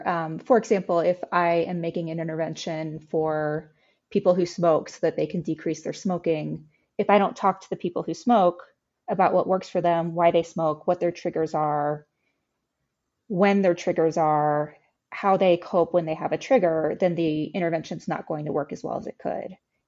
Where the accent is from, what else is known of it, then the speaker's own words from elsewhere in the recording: Texas, United States; now in Philadelphia, United States; I'm from Texas.